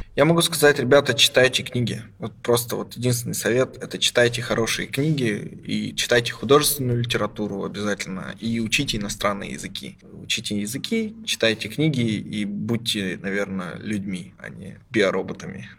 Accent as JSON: {"language": "Russian", "town": "Krasnoyarsk", "region": "Krasnoyarsk Krai", "country": "Russia", "moved": "as an adult", "lives_now": "Berlin, Germany", "said": "Я вот из маленького города, ну, как маленький миллионник, Красноярск"}